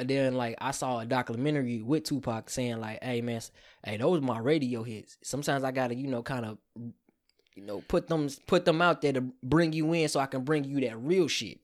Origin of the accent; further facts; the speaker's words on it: Calumet City, Illinois, United States; I'm from Chicago land